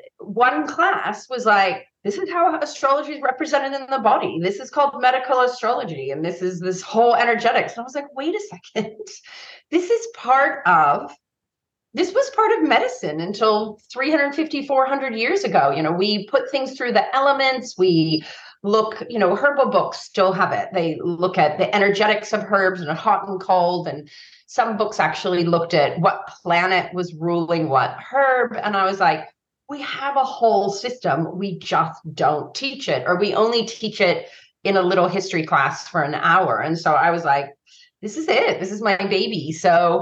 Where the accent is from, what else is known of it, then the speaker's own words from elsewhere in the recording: San Francisco, California, United States; growing up in San Francisco in the 80s